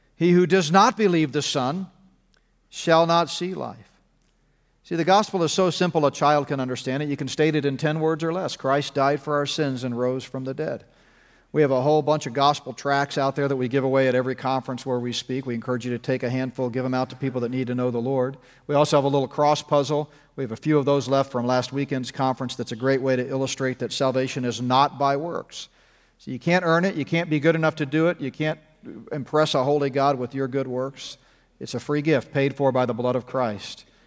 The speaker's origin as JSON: {"language": "English", "region": "Texas", "country": "United States", "tie": "born or raised there", "moved": "yes", "lives_now": "Colorado, United States", "said": "I grew up in Texas, so I can still kinda call it, uh, Texas. I, I now live in, uh, Camerado"}